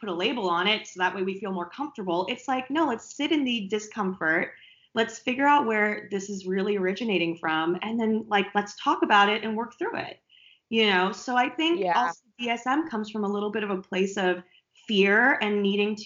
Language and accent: English; East Coast, United States; I'm from the East Coast